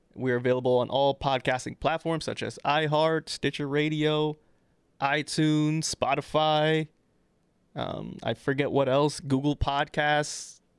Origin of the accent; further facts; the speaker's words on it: Trinidad & Tobago; I'm Trinidadian